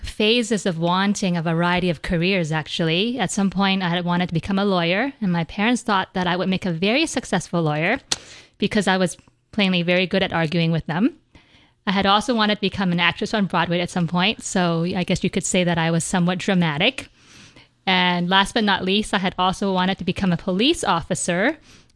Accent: Vancouver, British Columbia, Canada; I grew up in Vancouver, British Columbia

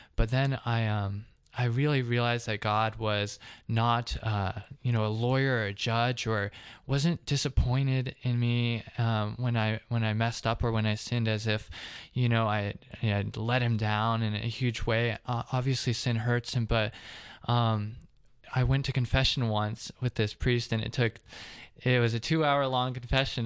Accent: Covington, Georgia, United States; I'm from actually the Atlanta area. I'm South Atlantic, Covington

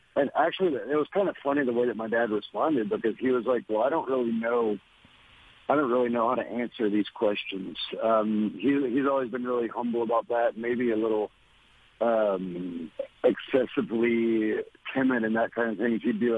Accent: Louisiana, United States; I was born in Louisiana and raised there

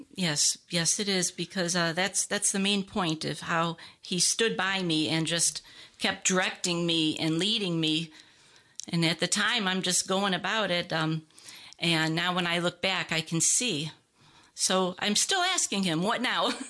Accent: Ohio, United States; moved away as an adult; now in Lawrenceville, United States; Um, I'm a cradle Catholic, born there and lived there until two thousand seven

